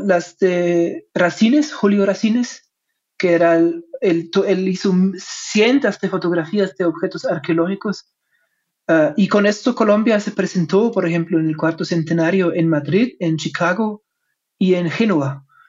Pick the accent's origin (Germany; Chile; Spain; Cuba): Germany; Spanish is a second language; moved away; como soy alemán, mi español no es perfecto